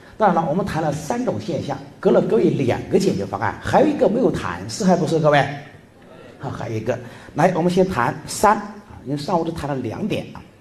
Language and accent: Chinese; Lianyungang, Jiangsu, China; accent: Subei; moved away; 我是江苏苏北的林荫岗